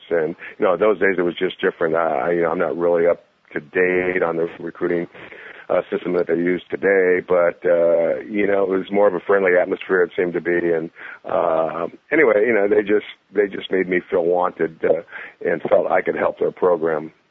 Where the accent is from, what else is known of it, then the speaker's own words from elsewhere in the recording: San Jose, California, United States; I'm, I'm from San Jose, so I'm about 20 miles down the road